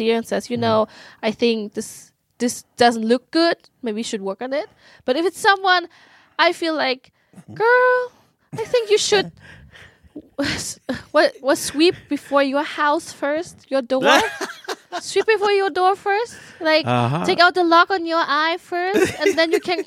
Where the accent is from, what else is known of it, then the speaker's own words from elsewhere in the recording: Germany; moved away as an adult; now in Sweden; I am a second generation immigrant in Germany. I'm a first generation immigrant in Sweden.